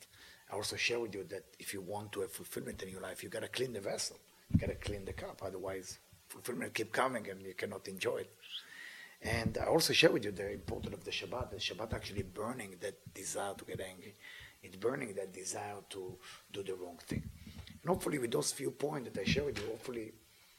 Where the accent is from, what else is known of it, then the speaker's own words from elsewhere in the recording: Israel; I'm from Israel.